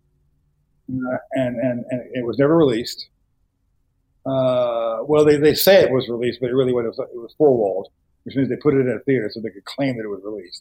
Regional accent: Dallas, Texas, United States; I grew up in Dallas, where the film community was

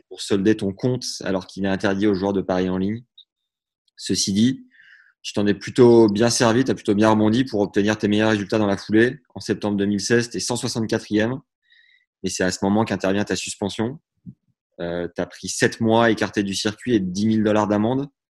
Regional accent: Beauvais, Hauts-de-France, France; je suis né à Beauvais

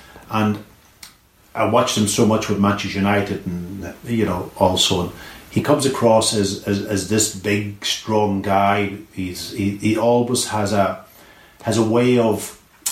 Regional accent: Donegal, Ulster, Ireland; moved away; Donegal was hugely important to me and throughout my career

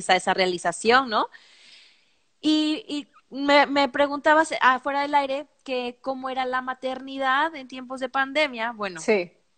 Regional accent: Mexico; somos mexicanas

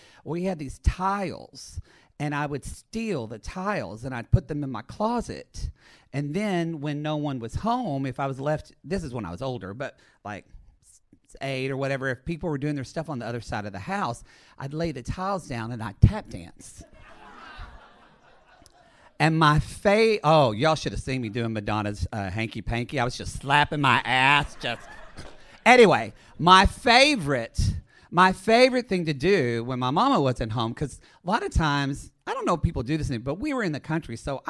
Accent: Oklahoma, United States; So I'm originally from Southern Oklahoma.

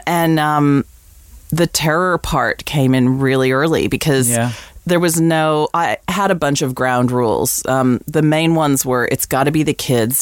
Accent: United States; moved away as an adult; also born or lived in England; now in Australia; growing up in America, you can probably tell from my weird accent, I grew up in the States

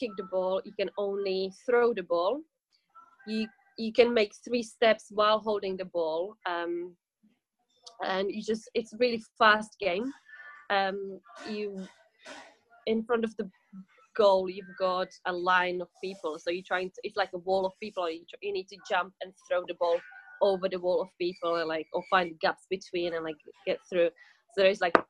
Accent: Czechia; moved away as an adult; now in England, United Kingdom; I'm from Czech Republic. But I've lived in England for, well, most of my adult life since I was 21 years old.

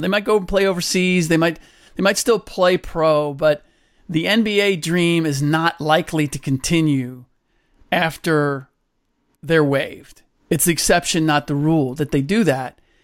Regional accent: Cincinnati, Ohio, United States; I grew up in Cincinnati.

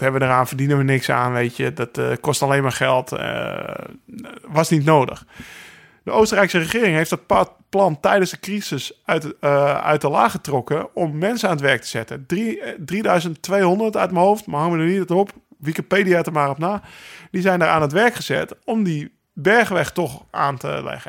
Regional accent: Netherlands; wij rijden als Nederlanders

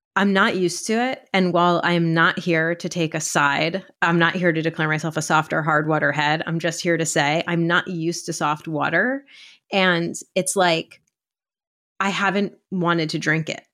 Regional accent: East Coast, United States; I grew up in the East Coast

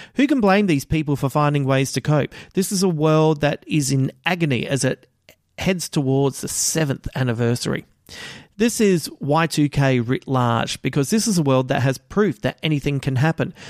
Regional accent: Adelaide, South Australia, Australia; my hometown of Adelaide

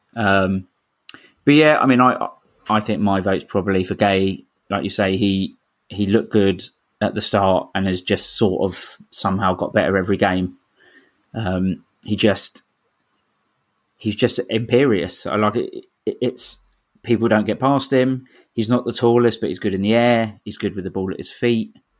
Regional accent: London, United Kingdom; I was born in Camberwell, so I'm proper

